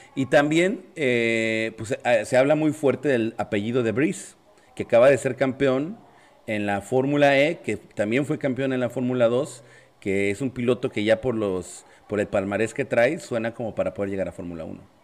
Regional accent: Mexico; no somos locales los mexicanos

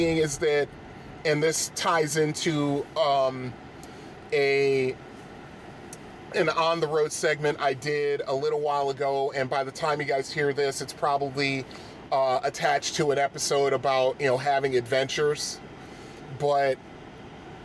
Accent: Bridgeport, Connecticut, United States; arcades and stuff that I grew up with in Bridgeport

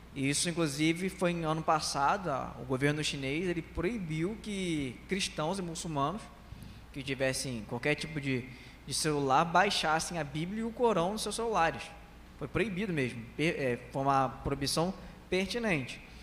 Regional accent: Brazil; eu sou brasileiro, tenho a cara de muçulmano.

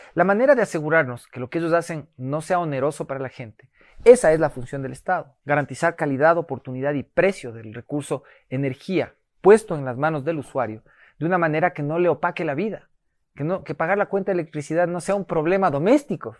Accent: Ecuador; los ecuatorianos somos cariñosos

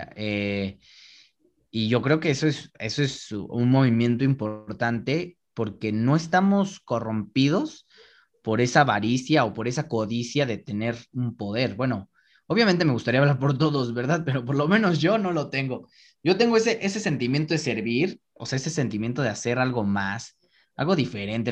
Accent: Mexico City, Mexico; En la Benito Juárez, soy de la Benito Juárez.

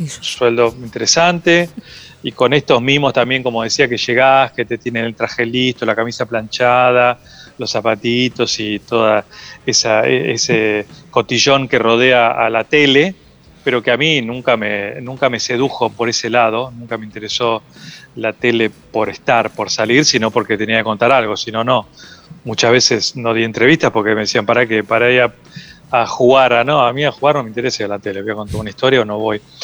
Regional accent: Necochea, Buenos Aires Province, Argentina; moved away; soy de Necochea y ahora voy mucho allá

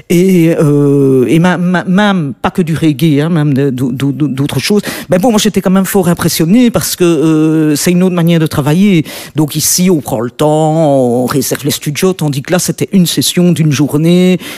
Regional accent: Belgium; comme tu disais, en tant que blanche, en tant que belge, c'est très, c'est pas évident de, de rentrer dans, dans ce cercle-là.

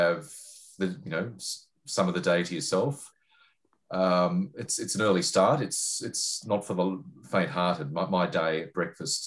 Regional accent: Sydney, New South Wales, Australia; moved away as an adult; now in Melbourne, Australia; I'm in Melbourne now, but I grew up in Sydney

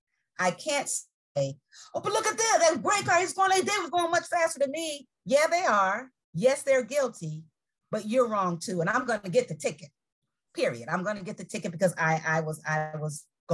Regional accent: Chicago, Illinois, United States; now in Tampa, United States; I'm from Chicago

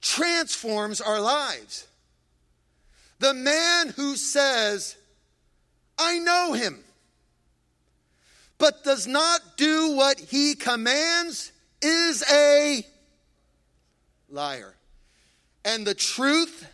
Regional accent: Freehold, New Jersey, United States

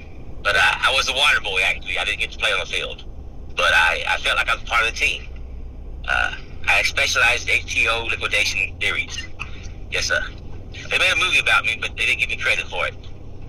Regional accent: Lafayette, Louisiana, United States; now in Kinston, United States; I am originally from Lafayette, Louisiana.

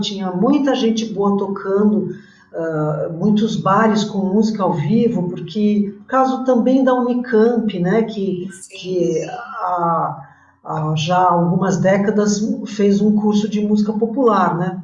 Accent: Campinas, São Paulo, Brazil; Eu sou de Campinas

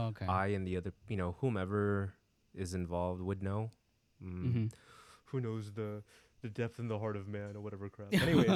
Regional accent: Philippines; Anyways, we're both Filipino, and for me, I fell into the whole I'm not be a sailor, but I'll work in the hospital

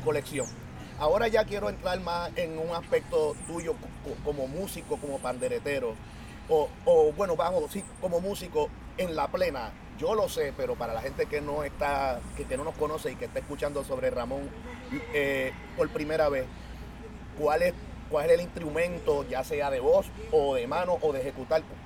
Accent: San Juan, Puerto Rico; soy plenero y soy de Santurce.

